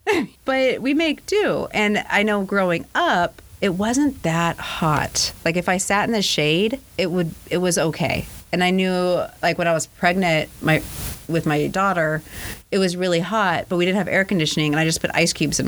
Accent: California, United States; moved away; when I grew up in California, we didn't even have air conditioning.

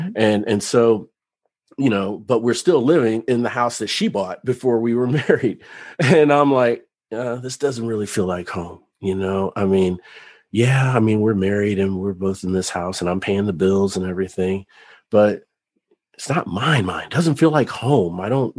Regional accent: Cincinnati, Ohio, United States; also born or lived in other places; But for a long time, I struggled with having a true sense of home, even as a child, growing up in Cincinnati and other places. You see, both my parents were in the military, so I was a military brat. We moved around a lot.

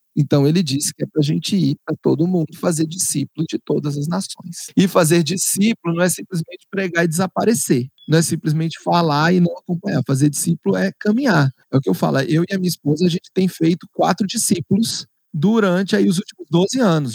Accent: Brasília, Federal District, Brazil; also born or lived in Argentina; eu cresci aqui em Brasília

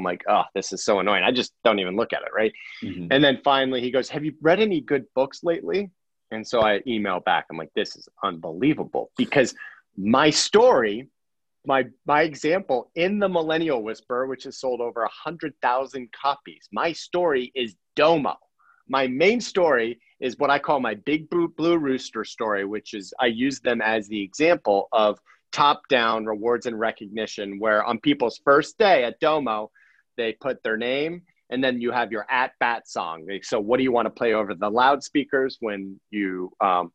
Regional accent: Akron, Ohio, United States; I was born in Akron

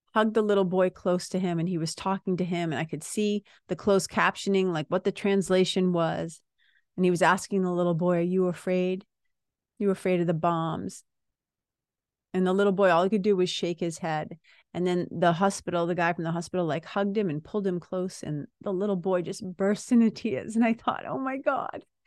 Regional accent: United States; being an American citizen

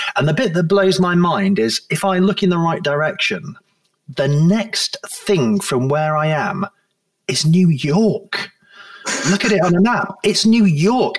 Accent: Blackpool, North West England, United Kingdom; moved away as an adult; also born or lived in Manchester / Liverpool; now in Guernsey; although I was born in Manchester, I then eventually went uh, to, to grow up in Blackpool in my formative years in late primary school and secondary school

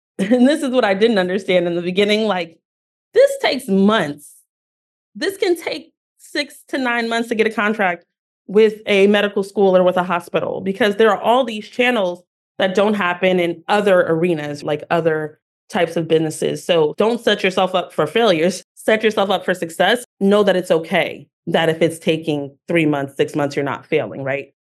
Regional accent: Newark, New Jersey, United States; I am a girl from Newark, New Jersey

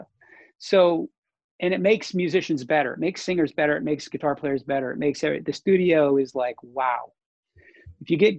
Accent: North Dakota, United States; moved away; North Dakota, my hometown

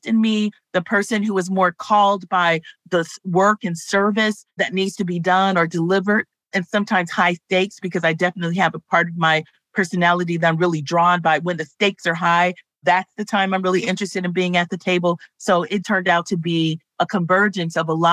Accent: Los Angeles, California, United States; I grew up in Los Angeles.

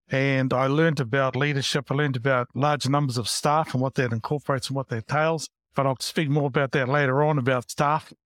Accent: Porirua, Wellington, New Zealand; moved away; also born or lived in Christchurch / Hamilton / Auckland; I grew up in Porerua, Wellington

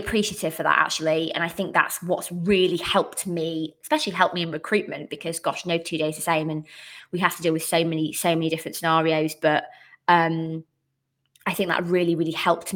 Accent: Bradford, Yorkshire and the Humber, United Kingdom; moved away as an adult; now in South of England, United Kingdom; I'm actually originally from the beautiful city of culture, 2023, I think 23, Bradford. So I was born there, grew up there, didn't move anywhere.

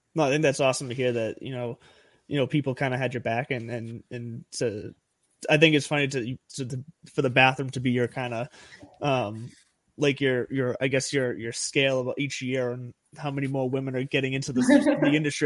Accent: Lowell, Massachusetts, United States; Those are my home my hometown boys right there.

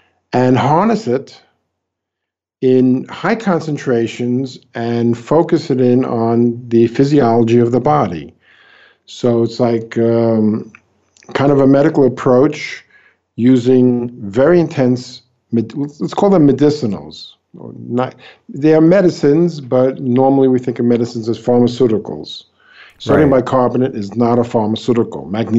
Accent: New York, United States; now in Brazil; New York.

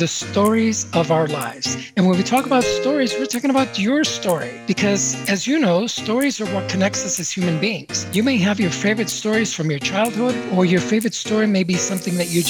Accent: Chicago, Illinois, United States; the city that I grew up in, Chicago, Illinois

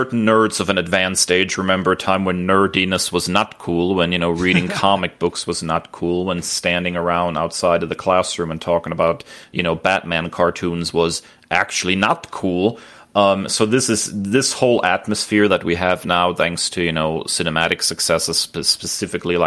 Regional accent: Germany; I grew up in Germany

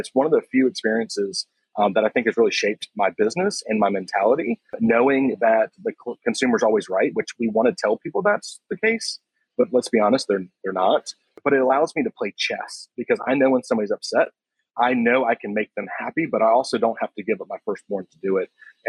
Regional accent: Myrtle Beach, South Carolina, United States; It was okay at best. It's the place that, you know, there's everything to do if you're a tourist and you feel like there's nothing to do as a local.

